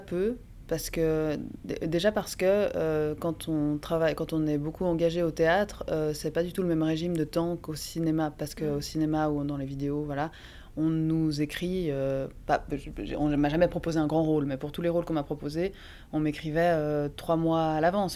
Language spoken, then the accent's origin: French; Bellevue, Geneva, Switzerland; C'était à Bellevue. C'est là, là où j'ai grandi.